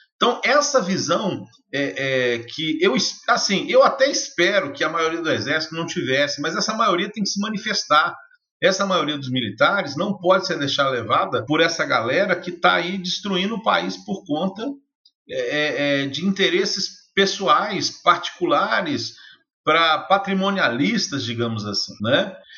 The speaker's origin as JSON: {"language": "Portuguese", "country": "Brazil", "said": "nós, como brasileiro"}